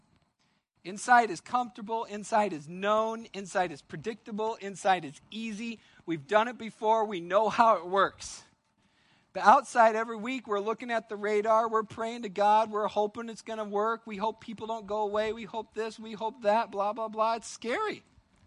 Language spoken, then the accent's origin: English; United States; as an American